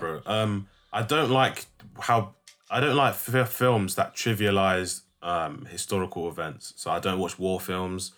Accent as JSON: {"language": "English", "region": "London", "country": "United Kingdom", "said": "I'm very, very proud to be from London"}